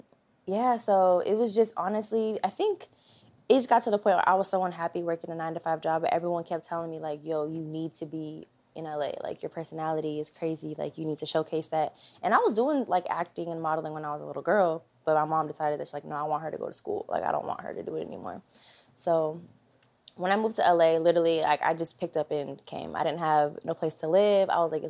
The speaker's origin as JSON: {"language": "English", "region": "California", "country": "United States", "lives_now": "Los Angeles, United States", "said": "So I was coming from, I'm from the Bay Area, so okay. Up north, yeah."}